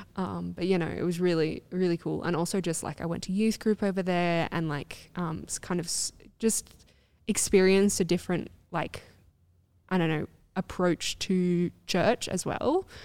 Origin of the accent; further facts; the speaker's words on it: Australia; I was Australian